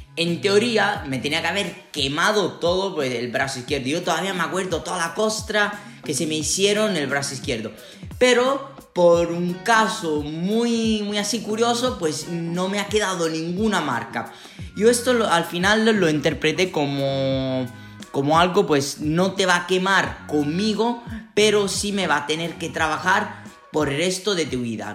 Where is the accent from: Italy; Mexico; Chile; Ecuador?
Italy; Sicily; Spanish is a second language; moved away as an adult; now in Toledo, Spain; de donde vengo yo, en Sicilia